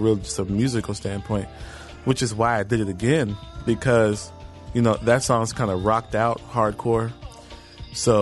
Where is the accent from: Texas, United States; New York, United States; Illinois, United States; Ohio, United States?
Texas, United States; Houston; moved away; I'm from Houston